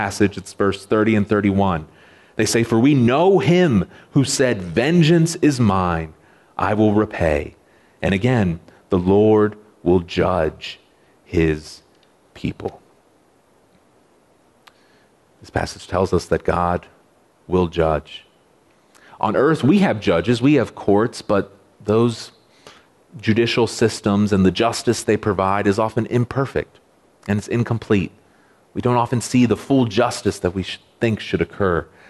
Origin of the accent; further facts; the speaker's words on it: United States; I know it exists to protect me as an American citizen